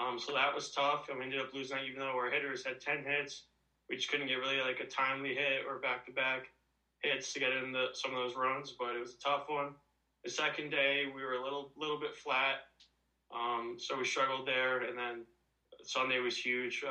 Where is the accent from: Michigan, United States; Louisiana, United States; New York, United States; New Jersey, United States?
New Jersey, United States; Hamilton; I'm from Hamilton, New Jersey, and I've been here my whole life, never moved